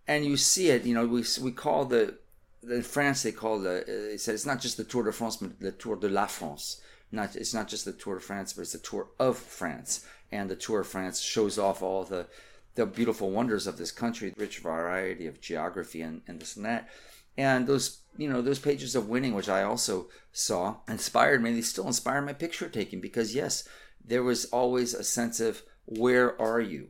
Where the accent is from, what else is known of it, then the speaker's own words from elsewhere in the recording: United States; I'm an American